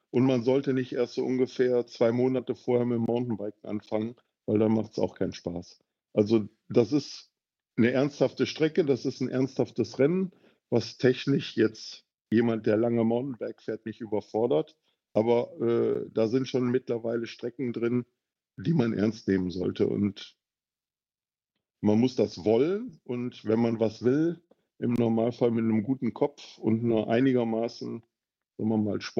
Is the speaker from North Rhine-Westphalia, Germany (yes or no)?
yes; North Rhine-Westphalia, Germany; ich komme ja ursprünglich aus dem Rheinland, aus der Düsseldorfer Region.